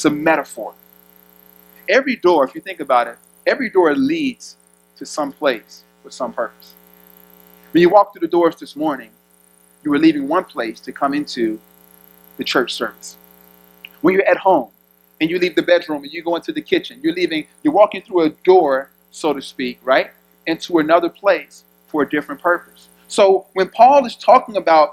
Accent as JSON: {"language": "English", "town": "Chicago", "region": "Illinois", "country": "United States", "said": "I'm from Chicago, inner city."}